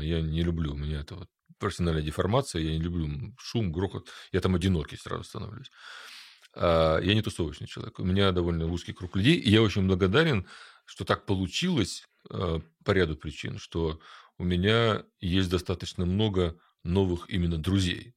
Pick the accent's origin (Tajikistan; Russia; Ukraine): Ukraine; я родился в Украине